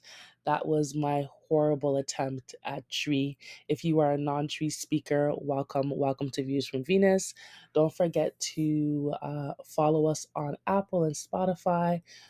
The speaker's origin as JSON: {"language": "English", "town": "Toronto", "region": "Ontario", "country": "Canada", "tie": "born or raised there", "said": "growing up in Toronto as a Ghanaian"}